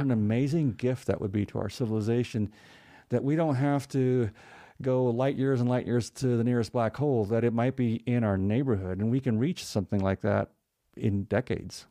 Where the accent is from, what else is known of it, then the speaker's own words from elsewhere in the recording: New Mexico, United States; I'm from New Mexico